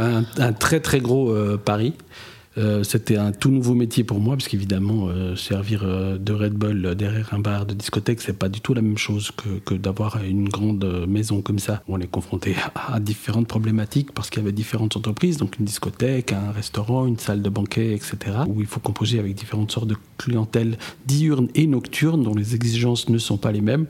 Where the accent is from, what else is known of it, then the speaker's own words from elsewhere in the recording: Neuchâtel, Switzerland; géographiquement, je viens de Neuchâtel, avec des origines au Portugal.